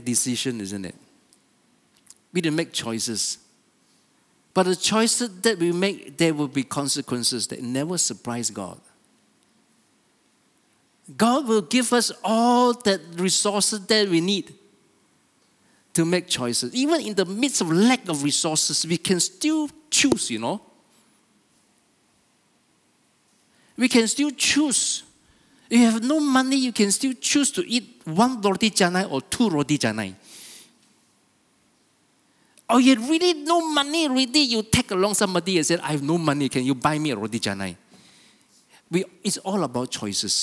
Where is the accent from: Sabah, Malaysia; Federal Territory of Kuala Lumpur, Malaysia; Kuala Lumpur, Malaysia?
Sabah, Malaysia; Kota Kinabalu; I was born here in Kota Kinabalu, okay? And I lived my life. I went to school